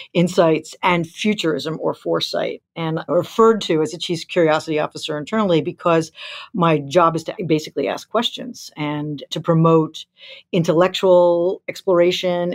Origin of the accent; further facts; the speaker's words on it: New York, United States; moved away as an adult; came back to New York, my hometown